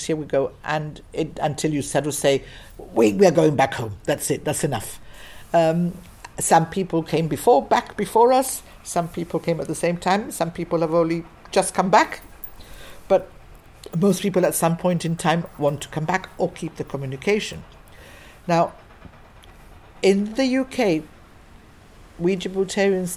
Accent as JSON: {"language": "English", "country": "Gibraltar", "moved": "yes", "lives_now": "England"}